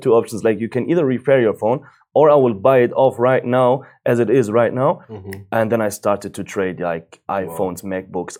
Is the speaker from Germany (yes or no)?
yes; Germany; English is a second language; as you said, and I was born and raised up in Germany. I have like Moroccan roots